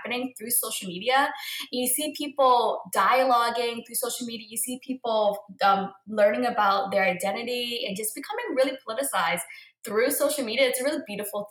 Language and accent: English; Boston, Massachusetts, United States; I'm a first generation Vietnamese American born and raised in Boston, Massachusetts